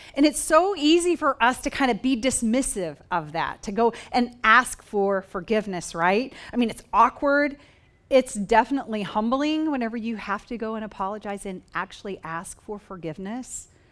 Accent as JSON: {"language": "English", "region": "Oklahoma", "country": "United States", "tie": "born or raised there", "moved": "yes", "said": "I grew up on a farm in Oklahoma"}